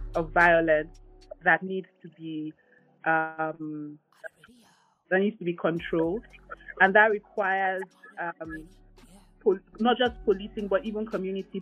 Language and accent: English; Nigeria; as a Nigerian and as a Nigerian living in a democracy